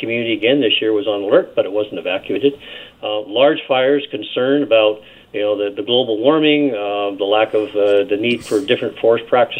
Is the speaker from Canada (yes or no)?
yes; British Columbia, Canada; We're all British Columbians. As local elected officials, we do our best to represent all British Columbians in a fair and equitable manner.